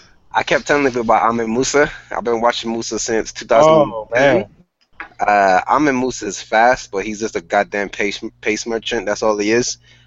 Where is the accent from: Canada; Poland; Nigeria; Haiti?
Nigeria; we're Nigerian.